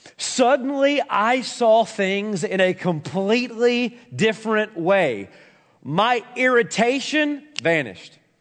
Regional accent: Tennessee, United States; I'm a country boy for Tennessee

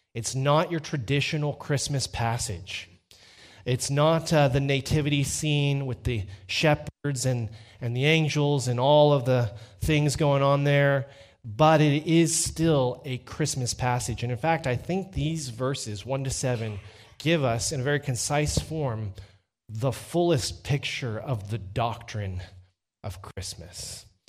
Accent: Dripping Springs, Texas, United States; I'm from Dripping Springs, Texas.

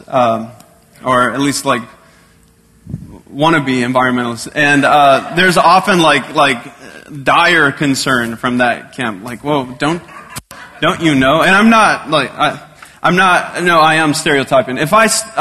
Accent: Texas, United States; moved away; I'm from Texas

